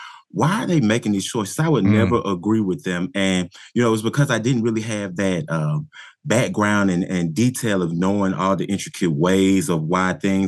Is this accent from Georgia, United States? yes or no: yes; Riverdale, Georgia, United States; I grew up right outside of Atlanta in the suburb of Riverdale, Georgia.